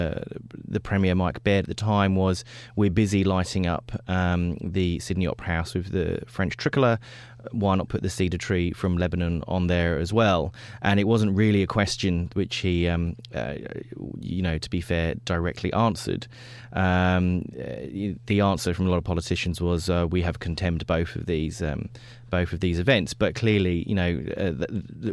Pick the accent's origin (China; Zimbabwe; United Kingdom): United Kingdom; London; I grew up in London when the IRA were bombing all parts of the UK